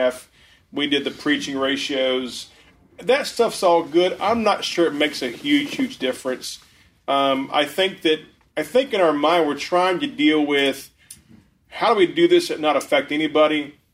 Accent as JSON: {"language": "English", "region": "Ohio", "country": "United States", "moved": "yes", "said": "I'm from Ohio. I'm a Buckeye"}